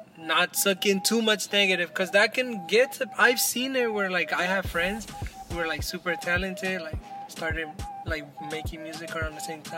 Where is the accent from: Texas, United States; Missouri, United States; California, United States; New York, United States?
California, United States; San Francisco; I'm from San Francisco, and I, like, see that, and it makes me sad, bro